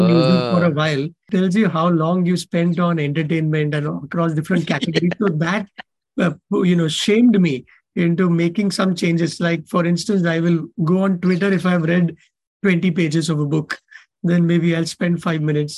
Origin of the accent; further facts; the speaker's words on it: Sangli, Maharashtra, India; it's in Sangli, and that is my hometown